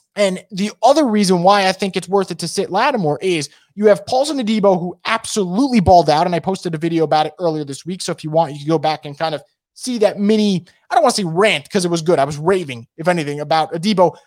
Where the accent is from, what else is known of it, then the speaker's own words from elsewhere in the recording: New York, United States; I'm from New York